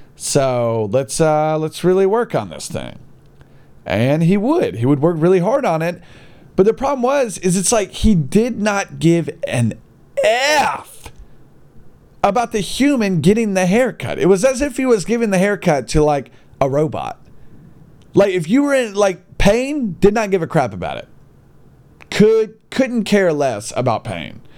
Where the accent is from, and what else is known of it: Gadsden, Alabama, United States; born or raised there